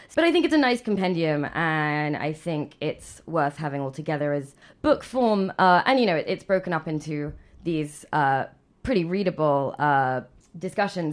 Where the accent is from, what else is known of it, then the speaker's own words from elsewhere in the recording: England, United Kingdom; moved away; growing up in England